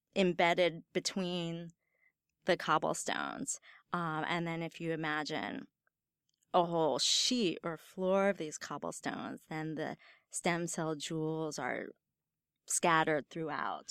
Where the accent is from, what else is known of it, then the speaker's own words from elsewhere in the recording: Northern Virginia, United States; now in Stanford, United States; I grew up in Northern Virginia near D